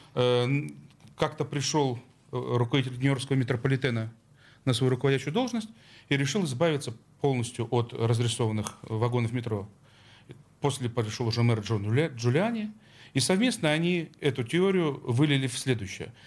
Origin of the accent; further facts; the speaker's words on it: Saint Petersburg, Russia; Я как петербуржец